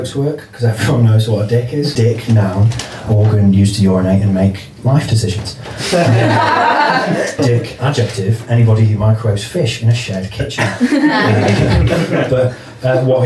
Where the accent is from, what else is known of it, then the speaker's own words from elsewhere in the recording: North Wales, United Kingdom; I'm from North Wales